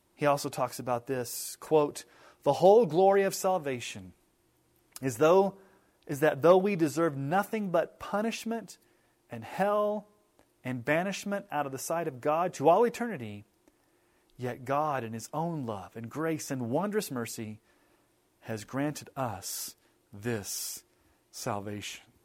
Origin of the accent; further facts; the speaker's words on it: United States; we as American evangelical Christians